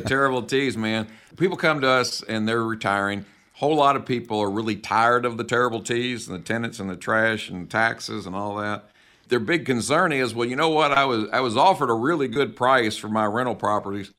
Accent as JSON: {"language": "English", "region": "the South", "country": "United States", "said": "I'm from the South."}